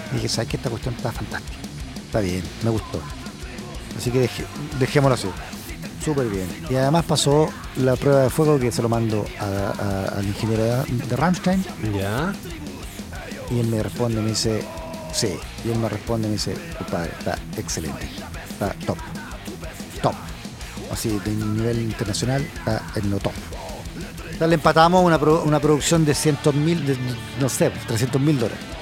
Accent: Chile; moved away; yo soy chileno

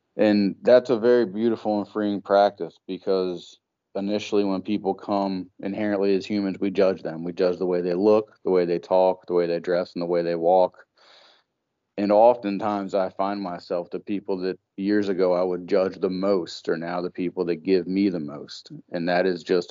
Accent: Pennsylvania, United States; first language English; now in Maryland, United States; I actually mostly reside in Maryland. Originally, I'm from Pennsylvania

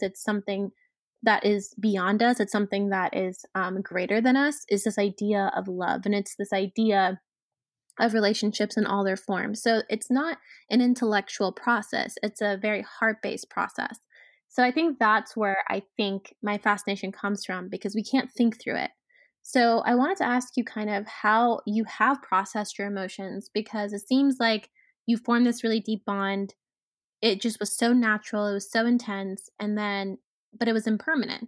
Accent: United States; I was born and raised in the States

